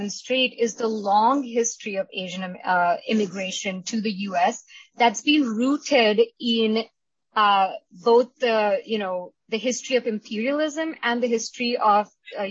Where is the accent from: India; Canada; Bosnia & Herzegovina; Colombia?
India; now in United States; I'm Indian. My historical and contemporary experiences growing up in India and as an Indian immigrant